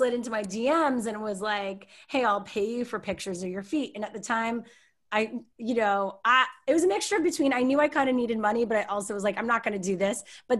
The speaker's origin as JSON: {"language": "English", "country": "Canada", "moved": "as an adult", "lives_now": "Los Angeles, United States", "said": "But I'm Canadian, I'm a proud Canadian, more now than I ever have before."}